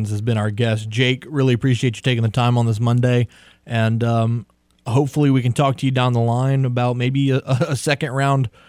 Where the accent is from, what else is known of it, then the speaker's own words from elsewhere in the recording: Cajun, Louisiana, United States; I'm a Cajun born and bred